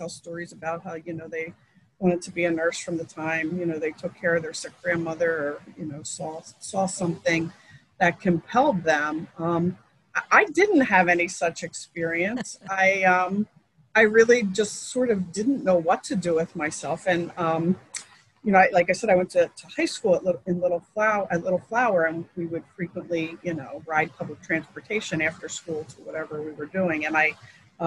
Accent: Philadelphia, Pennsylvania, United States; born and raised in Philadelphia, grew up at a neighborhood called Harrogate

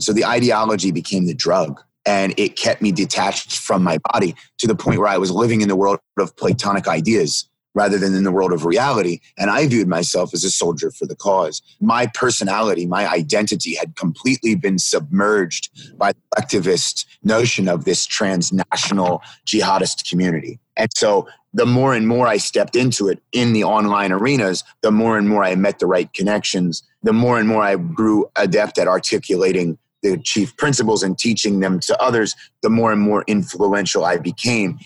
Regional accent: Pennsylvania, United States; I was born in Pennsylvania

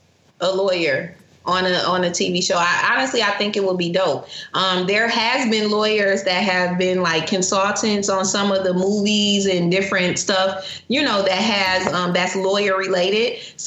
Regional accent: Grand Rapids, Michigan, United States; moved away as an adult; now in Atlanta, United States; my hometown of Grand Rapids

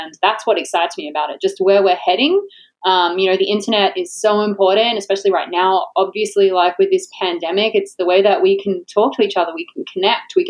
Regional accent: Australia; now in Florida, United States; I'm Australian. I live in Florida, the most Australian place

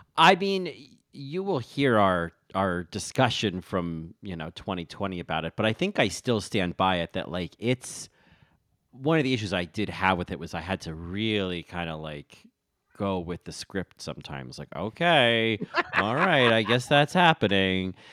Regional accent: Rahway, New Jersey, United States; I'm from Rahway

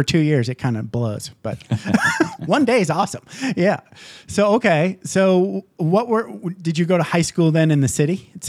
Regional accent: Upper Peninsula, Michigan, United States; I grew up in Upper Peninsula, Michigan. So very small town

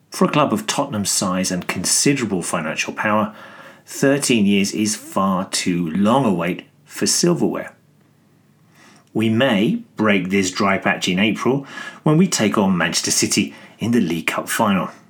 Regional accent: Greece; I'm from Greece.

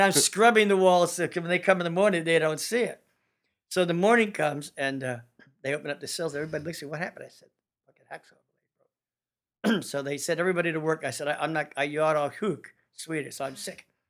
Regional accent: California, United States; my home state, California

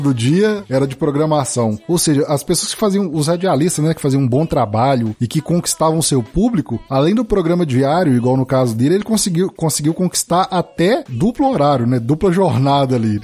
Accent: Sete Lagoas, Minas Gerais, Brazil; da minha terra natal, eu sou de Sete Lagoas

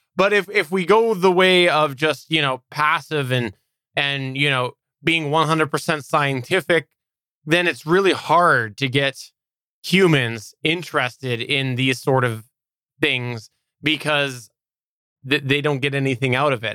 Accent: Canada; I'm a Canadian

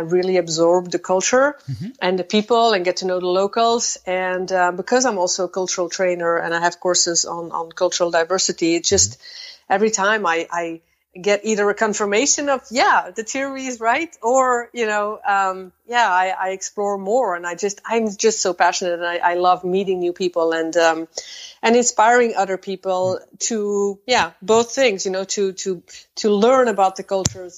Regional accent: Belgium; now in Netherlands; I am originally from Belgium, just like you. And I am currently standing in the Netherlands.

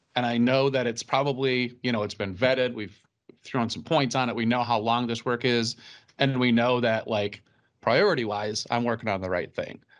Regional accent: Minnesota, United States; we're Minnesotan

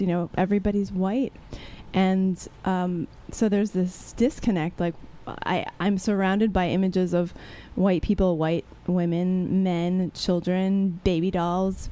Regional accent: Texas, United States; growing up in Texas

